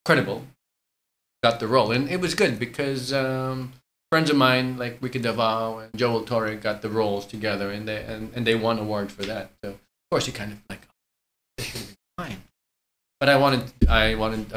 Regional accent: Melbourne, Victoria, Australia; now in Philippines; I grew up in Melbourne, Australia, that English is like a first, second language to me.

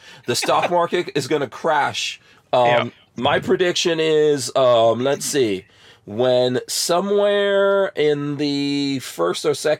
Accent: New York City, New York, United States; moved away; I grew up in New York City, but, you know, and I have family in New York City

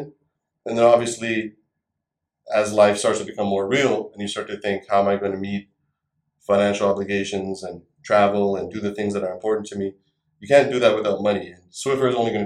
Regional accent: Canada; also born or lived in India; I moved to Canada from India when I was 7 years old

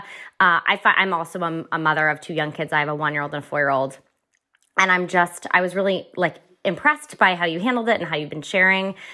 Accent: Hopkinton, New Hampshire, United States; I grew up in Hopkinton, so, like, just north of Concord.

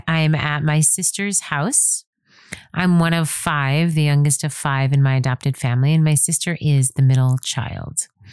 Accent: New York, United States; moved away as an adult; also born or lived in Nanuet, New York / Spring Valley, New York / Manhattan, New York; now in California, United States; I'm born and raised in New York

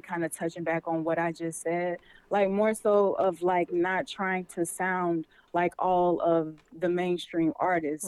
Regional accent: Jacksonville, Florida, United States; I'm straight out the 904.

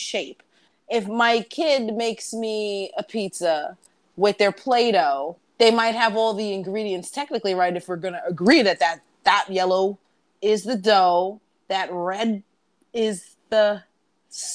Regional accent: New York City, New York, United States; I'm a New Yorker.

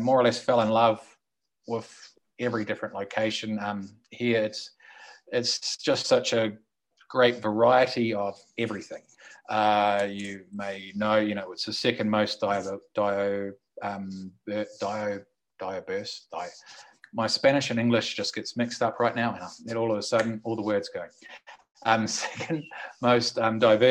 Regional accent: New Zealand; moved away as an adult; also born or lived in Australia; now in Colombia; I'm from New Zealand, lived in Australia for 16, 17 odd years, came to Colombia

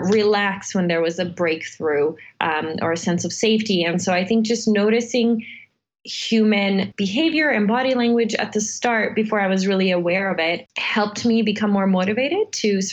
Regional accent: Serbia; moved away; Since I grew up in Serbia, I was born in Serbia. I lived through about two wars by the age of nine.

